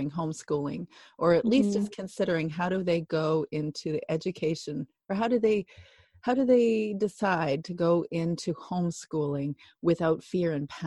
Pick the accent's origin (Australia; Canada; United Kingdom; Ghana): Canada; Alberta; now in British Columbia, Canada; Alberta, where I grew up, and I'm in British Columbia